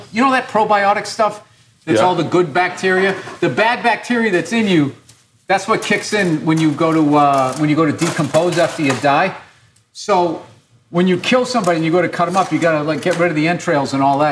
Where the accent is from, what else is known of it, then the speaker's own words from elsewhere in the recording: East Coast, United States; I'm from the East Coast.